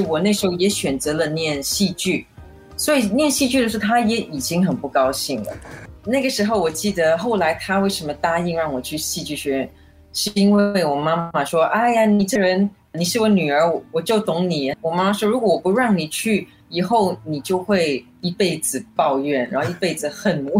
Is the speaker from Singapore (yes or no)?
yes; Singapore; also born or lived in Guangdong (ancestry) / Hong Kong / Taiwan; 我家里是广东人，我们的方言是广东话，可是你知道，像新加坡的广东话跟香港的是不能够比较的